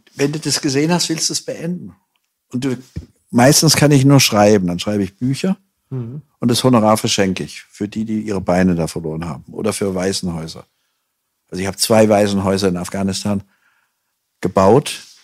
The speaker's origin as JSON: {"language": "German", "town": "Hanau", "region": "Hesse", "country": "Germany", "tie": "born or raised there", "said": "Ich bin ja noch im Zweiten Weltkrieg auf die Welt gekommen, in Hanau"}